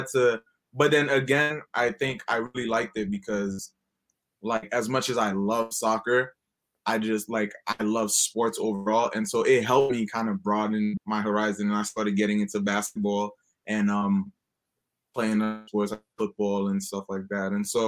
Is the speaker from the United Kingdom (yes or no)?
no; Haiti; now in United States; I grew up in Haiti.